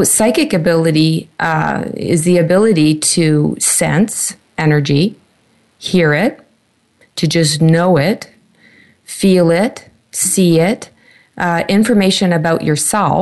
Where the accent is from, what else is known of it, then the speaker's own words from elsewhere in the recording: Canada; my home country, Canada